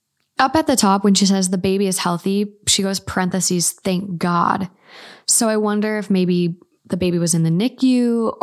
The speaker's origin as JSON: {"language": "English", "region": "Minnesota", "country": "United States", "said": "I'm from Minnesota."}